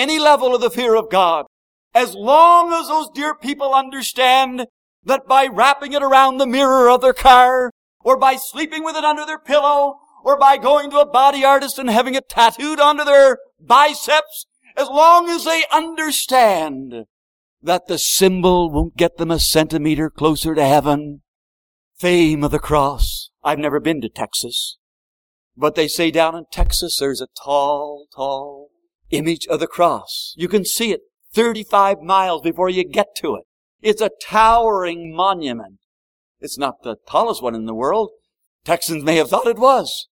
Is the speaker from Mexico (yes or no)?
no; Prince Edward Island, Canada; I come from Prince Edward Island